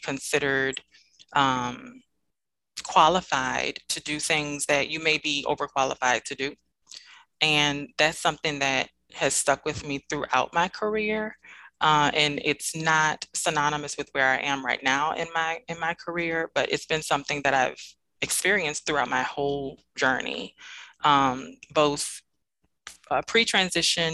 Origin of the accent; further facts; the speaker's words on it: New Orleans, Louisiana, United States; now in Dallas, United States; I am originally from New Orleans, Louisiana, born and raised.